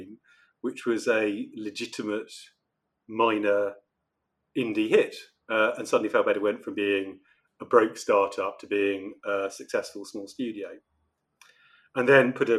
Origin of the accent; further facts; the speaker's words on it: Oxford, South East England, United Kingdom; now in London, United Kingdom; I grew up in Oxford, which is very small, very beautiful, very quiet, relatively speaking